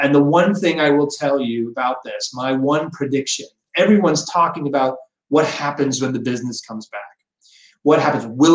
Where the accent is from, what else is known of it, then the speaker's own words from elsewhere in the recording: Phoenix, Arizona, United States; I was born in Arizona. I was born in Good Samaritan Hospital in Phoenix, Arizona